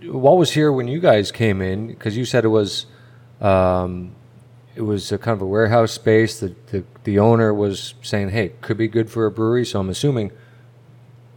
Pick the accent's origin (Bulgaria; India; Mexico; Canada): Canada; Eastern Canada; moved away; We grew up in a small town, and we're from Eastern Canada.